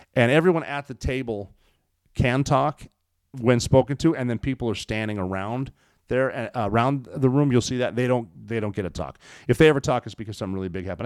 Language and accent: English; Montana, United States; my home state of Montana